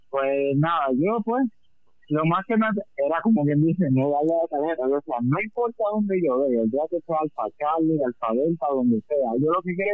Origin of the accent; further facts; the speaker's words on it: Patillas, Puerto Rico; yo soy de Patilla